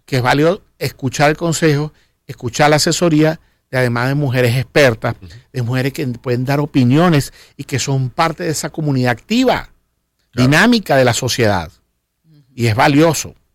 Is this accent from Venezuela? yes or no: yes; Venezuela; yo soy cristiano venezolano